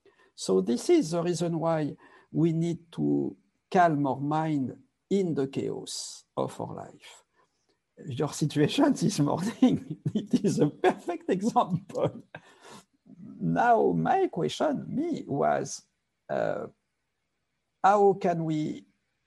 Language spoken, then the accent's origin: English; Paris, Île-de-France, France; also born or lived in Nepal; now in Los Angeles, United States; I was born in Paris, raised in Paris, and my family was very, very violent